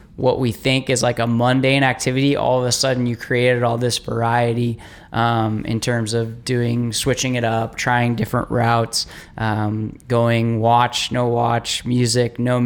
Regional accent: Castro Valley, California, United States; I grew up running around Lake Chabot and Castor Valley

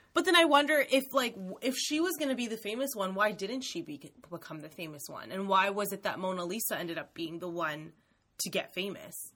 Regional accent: Canada; our Canadian education system

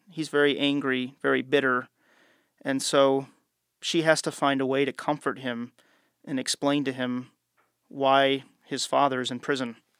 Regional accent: United States; as an American traveling

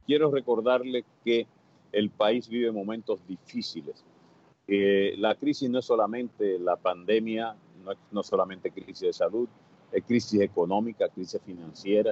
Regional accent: Dominican Republic

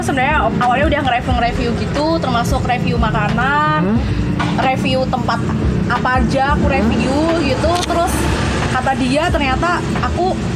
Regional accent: Yogyakarta, Special Region of Yogyakarta, Indonesia; aku orang Jogja sendiri

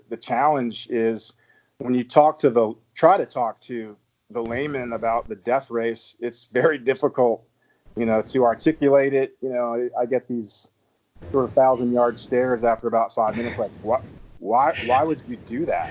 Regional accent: Virginia, United States; moved away as an adult; also born or lived in South Texas; now in Texas, United States; I'm from Virginia. Originally, I've been in Texas with my wife and three kids for, heck, the last, I guess, dozen or so years now

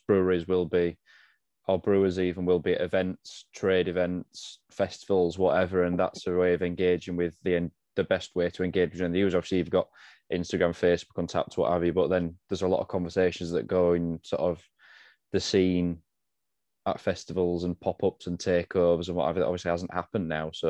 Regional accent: Leeds, Yorkshire and the Humber, United Kingdom; I'm from Leeds

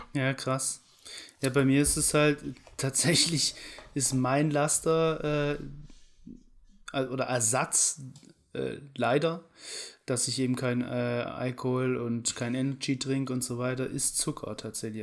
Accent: Germany; ich bin in Deutschland aufgewachsen und so und so. Aber ich bin Halbetainer

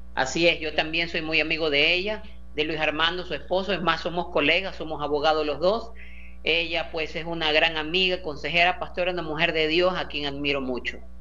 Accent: Guayaquil, Guayas, Ecuador; Como guayaquileño

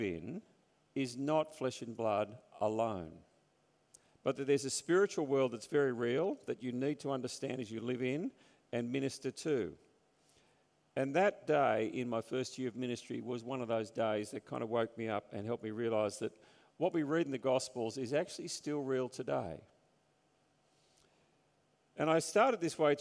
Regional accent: Sydney, New South Wales, Australia; also born or lived in Newtown; growing up on the North Shore and then going into Newtown

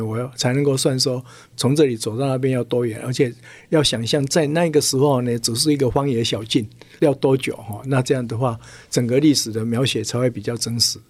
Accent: Tainan, Taiwan; 我故乡胡城嘛，哦，台南

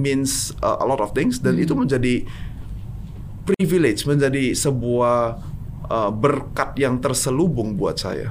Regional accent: Medan, North Sumatra, Indonesia; moved away; also born or lived in New York; kita datangnya dari Medan, datangnya dari Indonesia

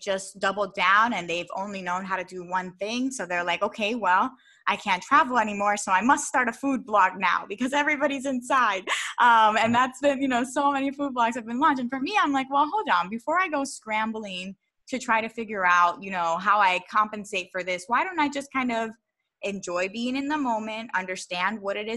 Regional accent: Philadelphia, Pennsylvania, United States; also born or lived in Baltimore; I grew up in Philadelphia

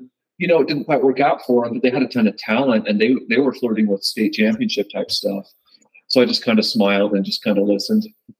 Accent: Pleasant Grove, Utah, United States; born or raised there; also born or lived in Lehi, Utah

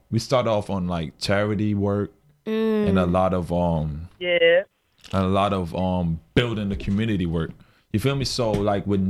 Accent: East Orange, New Jersey, United States; I'm from East Orange

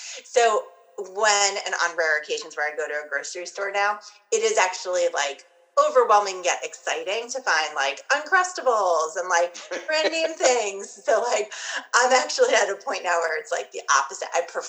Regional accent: New York, United States; But they did happen to come to my hometown while I was in high school on Long Island in the late 90s.

